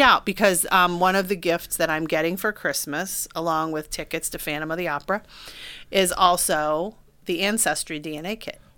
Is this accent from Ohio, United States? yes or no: yes; Beavercreek, Ohio, United States; you and I grew up in Beaver Creek